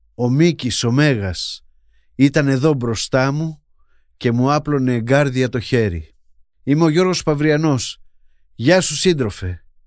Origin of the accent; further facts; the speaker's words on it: Patras, West Greece, Greece; γεννήθηκα στην Πάτρα